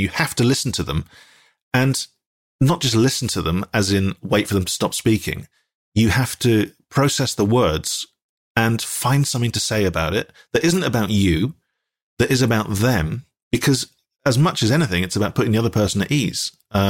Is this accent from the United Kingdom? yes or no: yes; Dundee, Scotland, United Kingdom; accent: Dundonian; I was from Dundee, and that's quite a strong accent as well